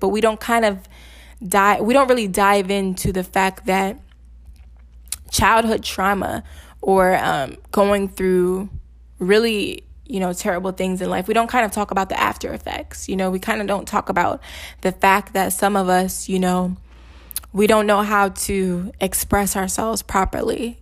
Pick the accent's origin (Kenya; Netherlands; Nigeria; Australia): Nigeria; I'm Nigerian